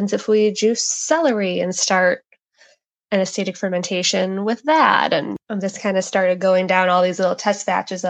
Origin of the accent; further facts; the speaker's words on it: Chicago, Illinois, United States; moved away as an adult; now in San Diego, United States; I grew up in Chicago, but I've been out here in San Diego for just about the past 10 years